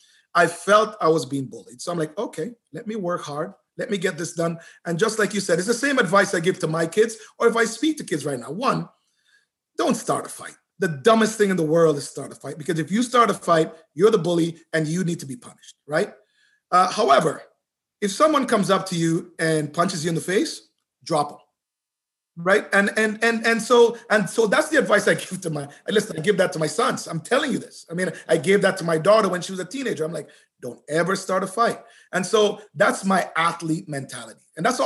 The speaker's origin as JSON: {"language": "English", "country": "Canada", "said": "I love being Canadian, but I'm going to lay it down."}